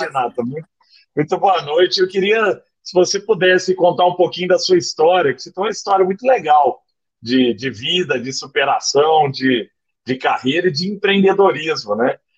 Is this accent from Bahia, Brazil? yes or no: no; Araguari, Minas Gerais, Brazil; na minha infância em Araguari, né, no Triângulo Mineiro